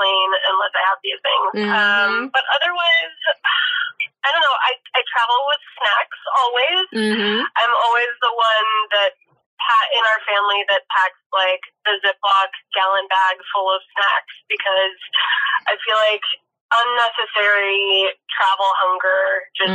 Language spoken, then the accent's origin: English; Los Angeles, California, United States; I grew up in Los Angeles.